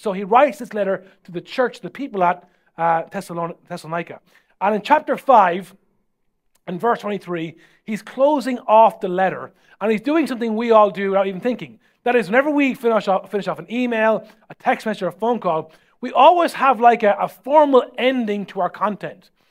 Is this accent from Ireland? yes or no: yes; Ireland; as Irish people